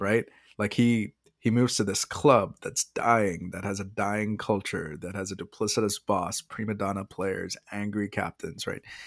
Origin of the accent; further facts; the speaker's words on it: India; moved away; as an Indian